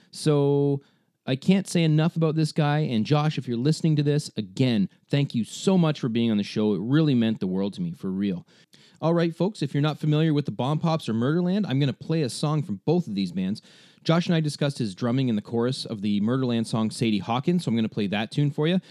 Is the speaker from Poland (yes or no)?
no; Ontario, Canada; I'm from Canada, right? From Ontario.